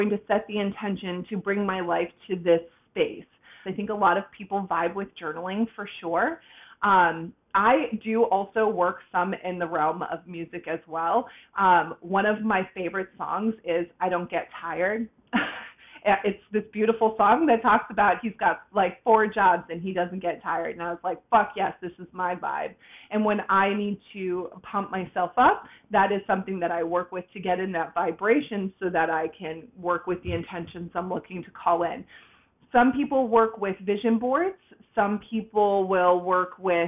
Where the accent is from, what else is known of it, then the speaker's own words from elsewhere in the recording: Boston, Massachusetts, United States; now in Tampa, United States; I was born and raised in Boston, Massachusetts, right on the outskirts, and I moved down to Tampa, Florida